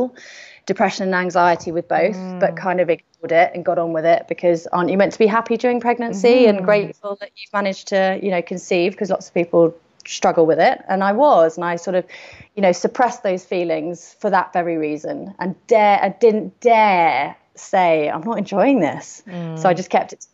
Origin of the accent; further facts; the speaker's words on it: London, United Kingdom; moved away as an adult; now in Isle of Wight, United Kingdom; I was born and bred in London